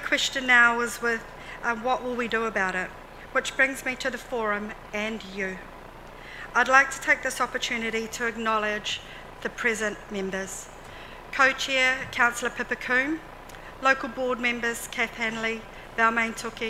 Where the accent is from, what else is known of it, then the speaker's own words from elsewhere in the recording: Hauraki, Māngere, Auckland, New Zealand; I'm from Hauraki and I'm from Māngere.